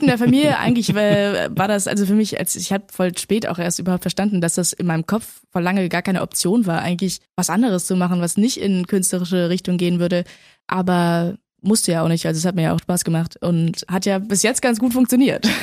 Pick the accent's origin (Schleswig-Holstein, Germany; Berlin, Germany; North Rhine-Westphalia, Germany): Berlin, Germany; also born or lived in Männedorf, Switzerland / London, United Kingdom; dann sind wir aber 2008 nach Berlin gezogen